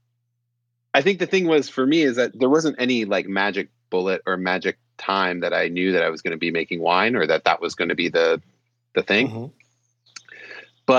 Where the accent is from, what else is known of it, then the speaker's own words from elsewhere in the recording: San Francisco, California, United States; also born or lived in Petaluma, California; I'm a Bay Area kid. I grew up in San Francisco and Petaluma